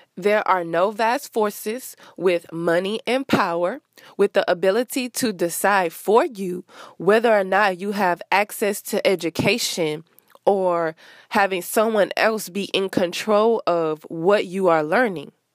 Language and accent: English; Rosedale, Louisiana, United States; moved away as an adult; now in Houston, United States; I am from Louisiana, Rosedale to be exact, which is a small town that no one probably has ever heard of. And I moved to a bigger city, Houston